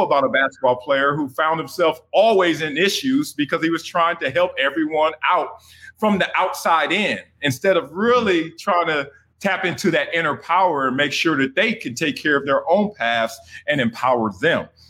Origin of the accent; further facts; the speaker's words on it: Los Angeles, California, United States; I grew up in Los Angeles, Compton, California, South Central in the 70s, in the 80s